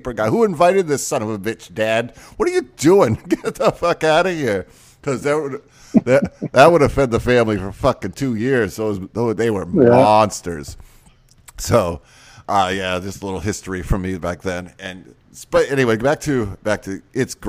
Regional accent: Maine, United States; moved away; also born or lived in Michigan; I'm originally from Maine

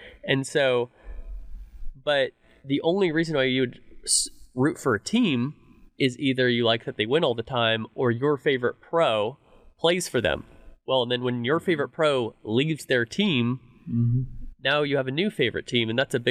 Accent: Dallas, Texas, United States; I grew up in Dallas, I'm a Fuel fan

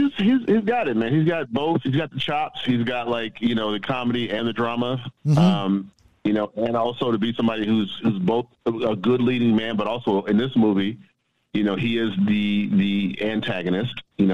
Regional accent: the South, United States; when I first got to college, I was like, yeah, I'm from the South, so I was like, man, it's so whack.

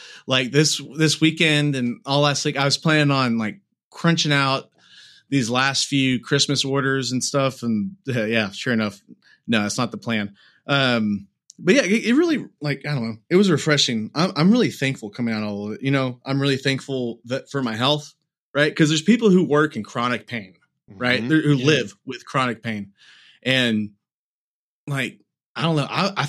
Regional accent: United States; I'm an American. That I'm born in a place, and I live in a place to where I have a hospital down the road

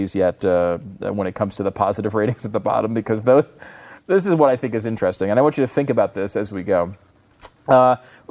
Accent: Canada; now in United States; as a Canadian sports celebrity

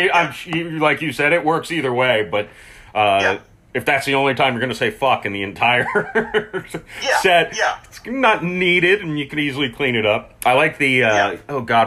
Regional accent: Tampa, Florida, United States; even though I'm from Florida, I'm not really a southerner. Tampa Bay is its own little pocket

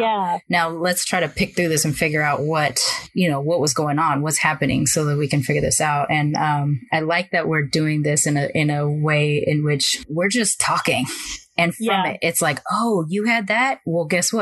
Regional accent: Long Beach, California, United States; grew up in, you know, on the border of North Long Beach and Compton

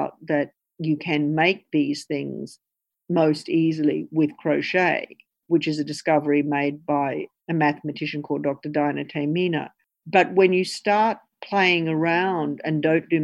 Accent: Brisbane, Queensland, Australia; Chrissy and I grew up in Brisbane

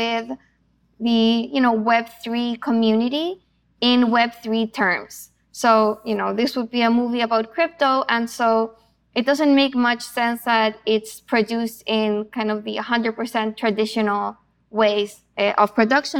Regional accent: Chile; moved away; also born or lived in Argentina; I'm originally from Chile.

